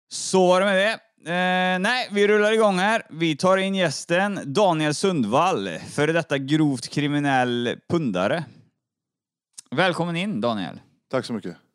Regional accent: Grästorp, Västra Götaland, Sweden; Jag är född i Grästorp.

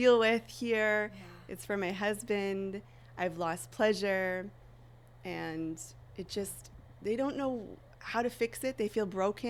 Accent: Vancouver Island, British Columbia, Canada; I'm from Vancouver Island in Canada

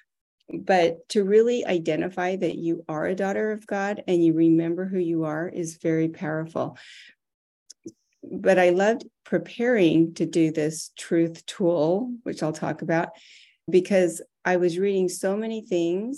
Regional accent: Arizona, United States; I was raised in Arizona

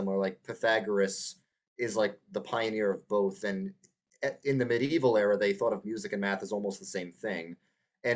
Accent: New York, United States; moved away as an adult; now in Texas, United States; I'm originally from New York, born and raised, not the city, not upstate, somewhere in between

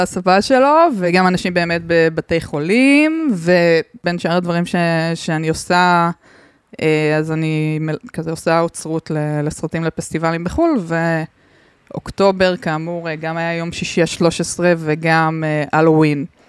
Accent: southern Israel, Israel; אני מהדרום

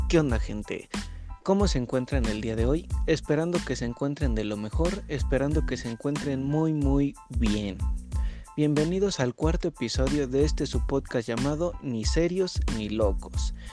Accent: Mexico; ya que su servidor es mexicano.

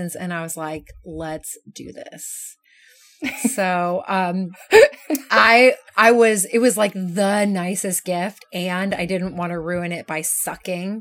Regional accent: Kansas, United States; moved away; I grew up in Kansas

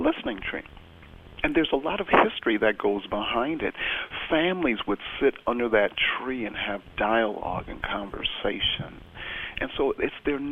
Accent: Toledo, Ohio, United States; moved away as an adult; also born or lived in Nigeria / California; now in Chicago, United States; I was born in Nigeria. I grew up in Toledo, Ohio. Came to Toledo when I was around 4 years old

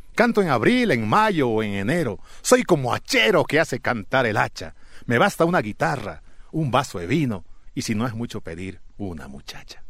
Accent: Santa Rosa, La Paz, Bolivia; soy de Alto Beni soy de la provincia Caranavi, de un pueblito llamado Santa Rosa, y pertenezco al Departamento de La Paz

